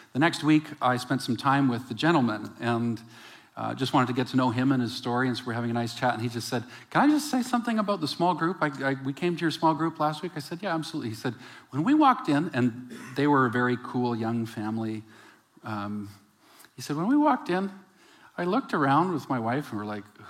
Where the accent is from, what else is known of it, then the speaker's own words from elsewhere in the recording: West Coast, Canada; also born or lived in Calgary; I was from the West Coast